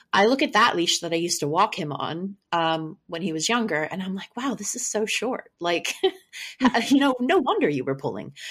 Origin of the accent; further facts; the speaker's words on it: Maryland, United States; I'm from Maryland